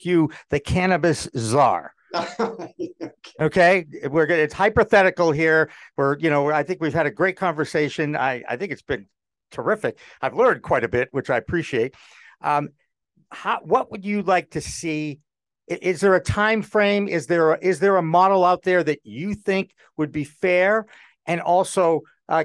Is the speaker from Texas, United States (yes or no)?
no; Massachusetts, United States; I'm from Massachusetts